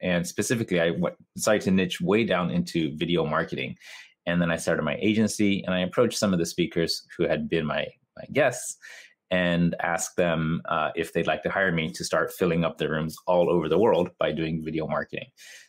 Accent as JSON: {"language": "English", "region": "Tokyo", "country": "Japan", "tie": "born or raised there", "second_language": "English", "said": "A lot of people think I'm American or Canadian because of my accent, but I am Japanese, born and raised in Japan."}